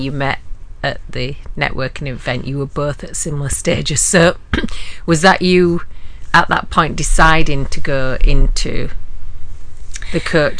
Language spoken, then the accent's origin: English; Huddersfield, Yorkshire and the Humber, United Kingdom; Huddersfield University, which is my hometown